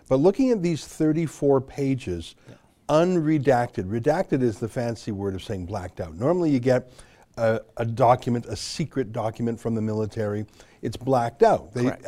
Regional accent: Canada; I'm a Canadian journalist and author.

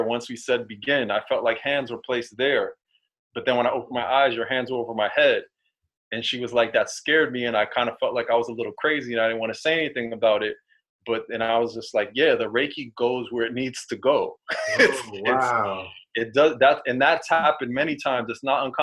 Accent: New York City, New York, United States; Growing up in New York City

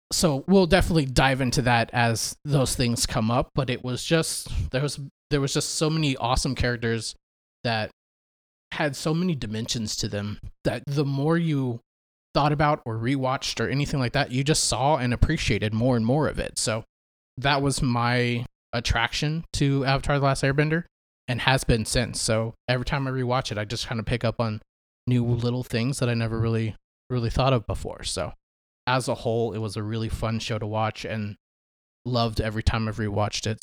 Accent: Dallas, Texas, United States; I'm from the Dallas area. Went to school with Chad throughout middle school and high school.

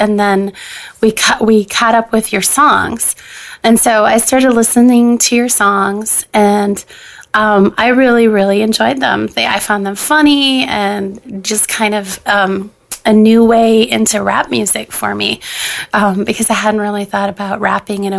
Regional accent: Minnesota, United States; I'm here from Minnesota

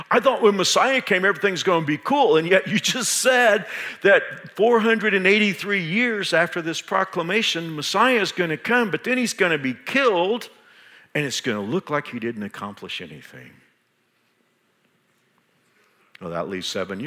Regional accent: Texas, United States; now in Kansas, United States; Even though I've been here for 34 years and I consider myself a Kansan, I'm from Texas

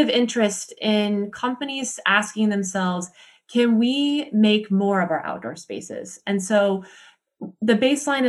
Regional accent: Montana, United States; So I'm from Montana. I'm from the US

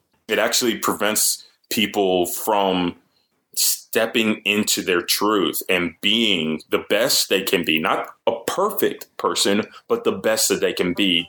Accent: Sugar Land, Texas, United States; So I'm a first-generation Nigerian. I was raised in Sugar Land, Texas.

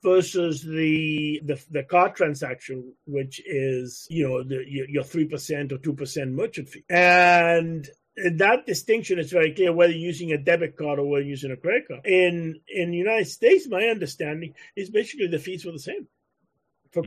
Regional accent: Canada; I'm a Canadian

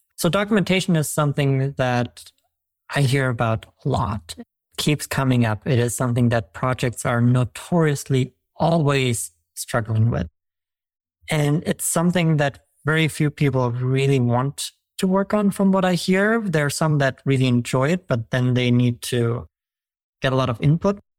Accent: Germany; moved away; I'm from Germany

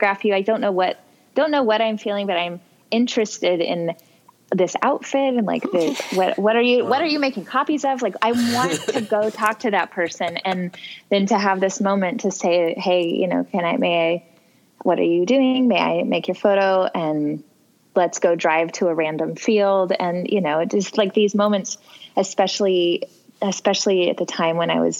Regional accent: Missouri, United States; my home state of Missouri

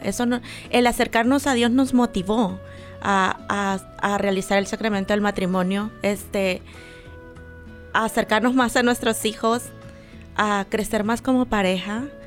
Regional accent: El Salvador; moved away; en mi país, bueno, soy salvadoreña

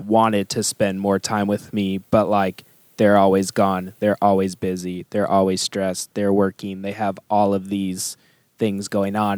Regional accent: St. Louis, Missouri, United States; moved away as an adult; now in Katy, United States; I come from St. Louis where the diversity is like black and white

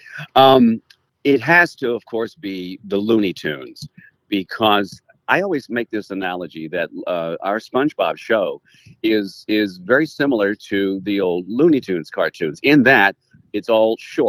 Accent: Little Rock, Arkansas, United States; also born or lived in Jonesboro, Arkansas; I was born and raised in Little Rock. What I did was go to Arkansas State University in Jonesboro, and I worked up there for some time. So I'm a resident of both those places, but Little Rock was my

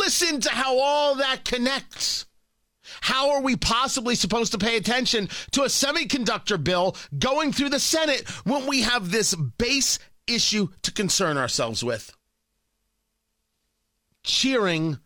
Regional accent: New Jersey, United States; moved away; Growing up in Jersey

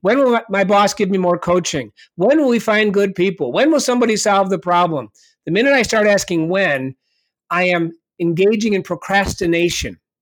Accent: Ithaca, New York, United States; my father was the coach at Re, uh, Cornell University for about twenty-five years, so I grew up on the Cornell University campus.

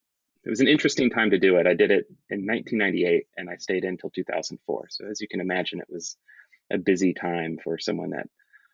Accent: Arizona, United States; born there; So I was born on Williams Air Force Base in Arizona back in 1980. I was born on an Air Force Base because both of my parents were in the Air Force at the time.

